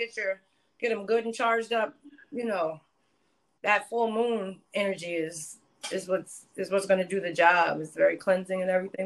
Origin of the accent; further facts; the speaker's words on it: New Jersey, United States; I'm from Jersey